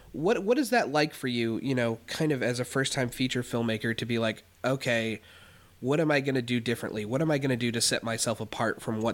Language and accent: English; Connecticut, United States; when I grew up in Connecticut